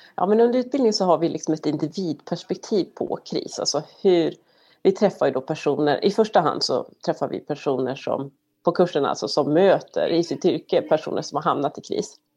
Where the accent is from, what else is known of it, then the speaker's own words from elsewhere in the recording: Sweden; now in United States; som svensk